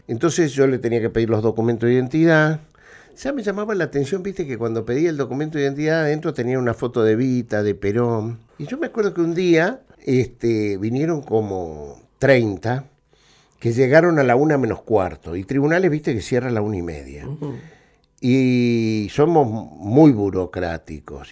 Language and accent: Spanish; Neuquén, Argentina; moved away as an adult; also born or lived in Buenos Aires; Yo, yo me crié en Neuquén, ¿no? en, la, ciudad de Neuquén Capital, y cuando cuando vine a estudiar a Buenos Aires